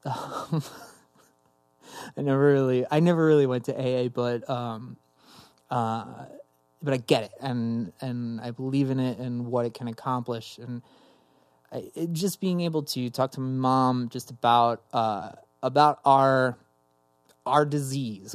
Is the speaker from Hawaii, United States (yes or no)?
no; Summit, New Jersey, United States; also born or lived in Somerset, New Jersey; growing up in New Jersey